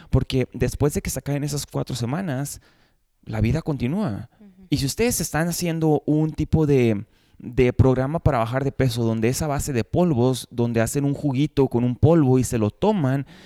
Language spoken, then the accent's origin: Spanish; Mexico; yo crecí en México, entonces en México no teníamos tanto acceso a ese tipo de snacks.